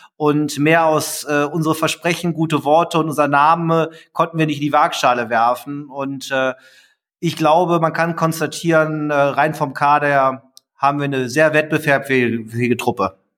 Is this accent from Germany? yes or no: yes; Düsseldorf, North Rhine-Westphalia, Germany; als Düsseldorfer, als Panther, als Sportler dieser Stadt